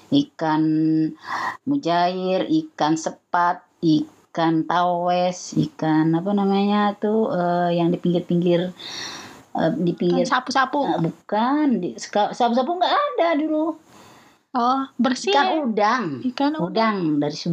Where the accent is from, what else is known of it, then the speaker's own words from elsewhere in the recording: Kalibata, Jakarta, Indonesia; Eh, kampungnya di Pulau Kalibata.